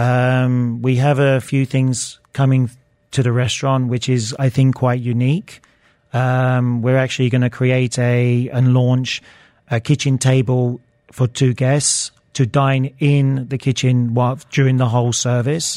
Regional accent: Luton, East of England, United Kingdom; I grew up in Bedfordshire, Luton

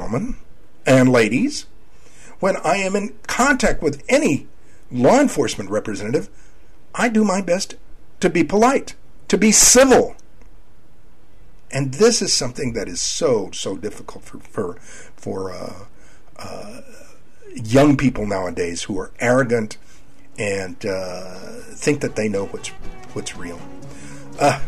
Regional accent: San Antonio, Texas, United States; also born or lived in Laredo, Texas; I was born in Laredo, raised in San Antonio

